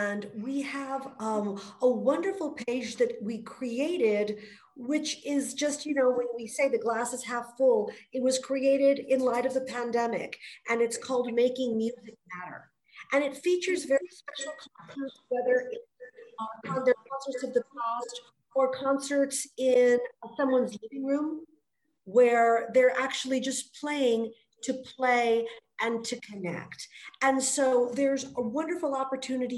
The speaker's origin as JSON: {"language": "English", "town": "El Paso", "region": "Texas", "country": "United States", "tie": "born or raised there", "also_born_or_lived": "Los Angeles, United States", "said": "So I grew up in Los Angeles. I moved here when I was about 10, 11. And El Paso is home"}